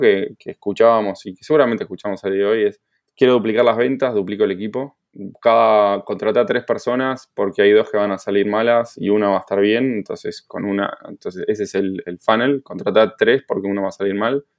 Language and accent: Spanish; Buenos Aires, Argentina; moved away as an adult; now in Barcelona, Spain; Soy de Buenos Aires